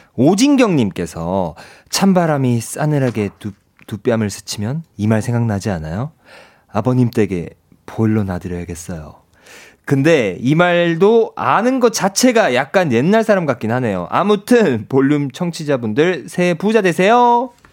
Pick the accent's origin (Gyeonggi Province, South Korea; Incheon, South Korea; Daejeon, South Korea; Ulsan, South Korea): Ulsan, South Korea; 이 경상도 사람이니까